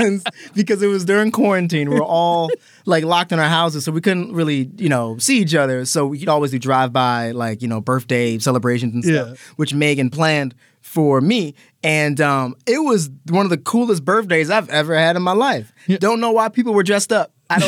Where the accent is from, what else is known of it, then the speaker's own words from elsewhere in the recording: Maryland, United States; Growing up in Maryland, everything's kind of creepy because everything's in the woods.